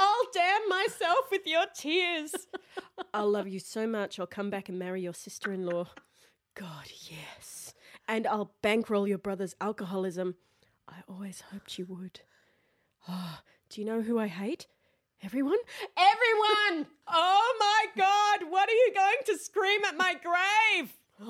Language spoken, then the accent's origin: English; Australia; now in Berlin, Germany; for me as an Australian